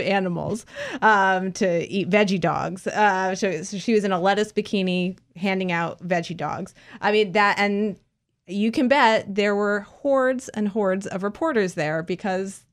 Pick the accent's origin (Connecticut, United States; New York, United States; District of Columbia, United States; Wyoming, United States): District of Columbia, United States; Washington; I was born and raised here in Washington